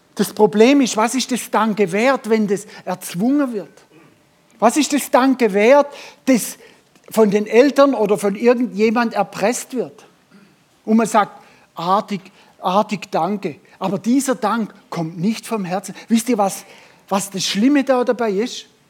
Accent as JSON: {"language": "German", "country": "Germany", "said": "wir Deutsche"}